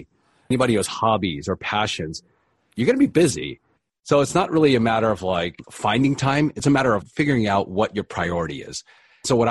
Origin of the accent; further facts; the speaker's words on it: East Coast, United States; moved away as an adult; now in Los Angeles, United States; I'm originally from the East Coast, but I ended up out here following my wife